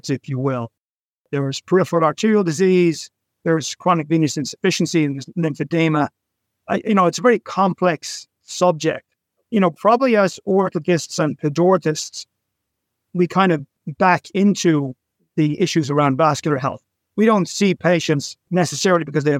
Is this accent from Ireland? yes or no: yes; Dublin, Leinster, Ireland; now in New York City, United States; I was born in Dublin and I've lived in cities my whole life